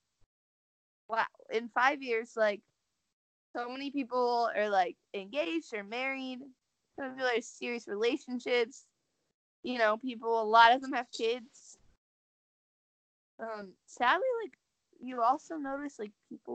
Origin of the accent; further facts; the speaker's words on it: Seattle, Washington, United States; now in California, United States; I'm from Seattle, but I live in California, but I go home every once in a while